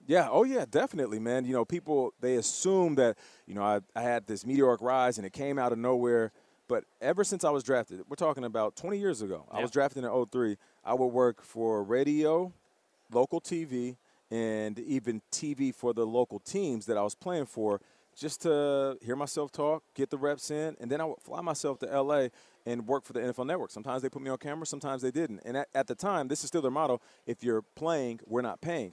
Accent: Canada; I'm Canadian

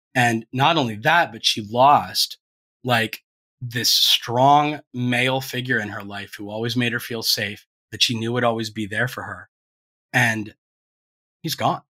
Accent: Ohio, United States; moved away; also born or lived in Florida; when you're from Ohio

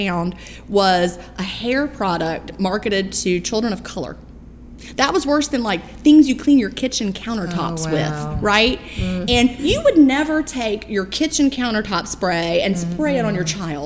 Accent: Augusta, Georgia, United States; I'm from Augusta, Georgia

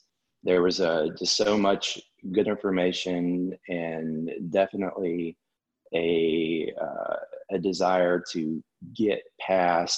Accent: Alabama, United States; born and raised in Alabama, went to college at Auburn

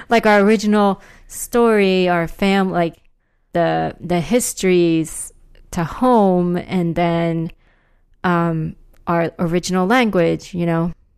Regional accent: New Jersey, United States; I grew up in South Jersey

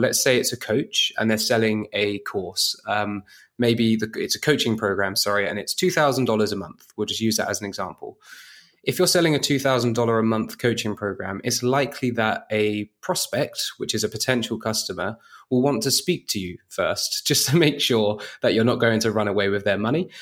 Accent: United Kingdom; moved away; as a Brit abroad

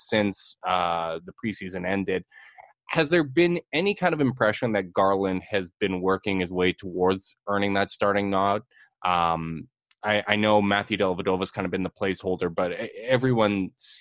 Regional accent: Canada; just from being Canadian

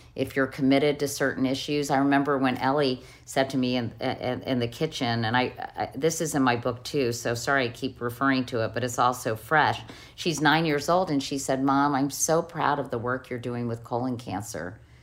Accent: Arlington, Virginia, United States; I had growing up in Arlington, Virginia.

